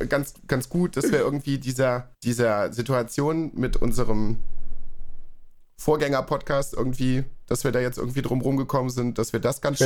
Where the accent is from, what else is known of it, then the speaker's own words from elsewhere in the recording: North Rhine-Westphalia, Germany; now in Berlin, Germany; Nordrhein-Westfalen, also zumindest so in meiner Ecke, da wo ich äh, aufgewachsen bin und gewohnt habe